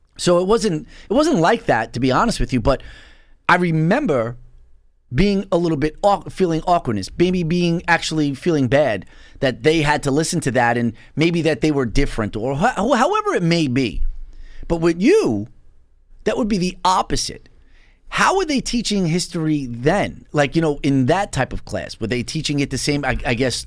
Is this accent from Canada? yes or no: no; New York City, New York, United States; moved away; I was originally from Bensonhurst